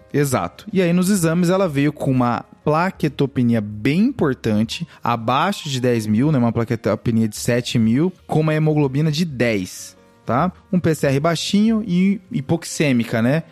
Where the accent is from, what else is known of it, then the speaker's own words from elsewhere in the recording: Cáceres, Mato Grosso, Brazil; moved away; minha cidade natal. Opa. Opa! Cáceres, Mato Grosso